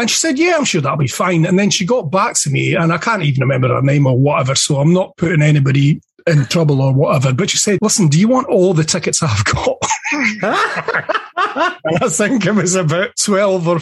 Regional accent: Dundee, Scotland, United Kingdom; I grew up in Dundee in Scotland, and I was a punk rock nutter

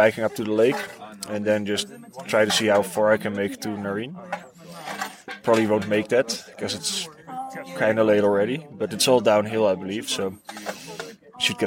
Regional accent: Netherlands; I'm from Holland.

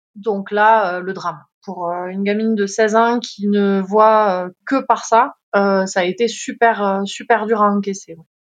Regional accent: Font-Romeu, Occitania, France; je suis originaire euh, des Pyrénées-Orientales, euh, Font-Romeu plus précisément

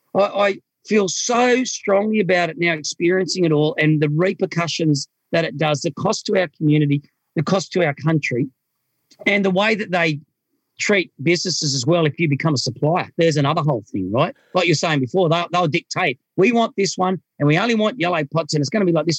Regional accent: Australia; also born or lived in Micronesia; as an Australian

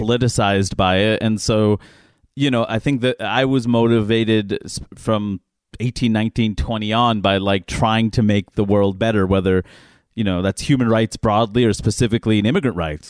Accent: New York, United States; I'm a New Yorker

